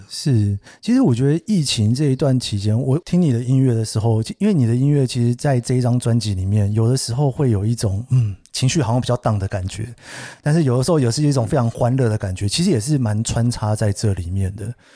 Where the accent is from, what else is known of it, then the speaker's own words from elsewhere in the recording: Taiwan; moved away; 因为我自己其实离开台湾的时间蛮长的